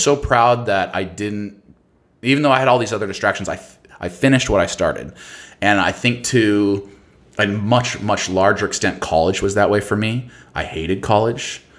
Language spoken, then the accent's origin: English; Boise, Idaho, United States; moved away; also born or lived in Seattle; I come from Boise, Idaho. I come from like a pretty rural, hum not humble, but like simple background